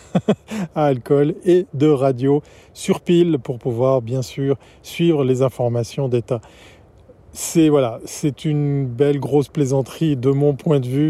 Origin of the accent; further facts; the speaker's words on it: Switzerland; ici chez nous en Suisse